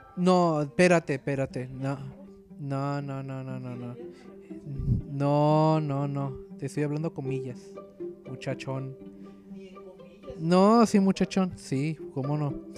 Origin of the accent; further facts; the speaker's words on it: Mexico; yo como mexicano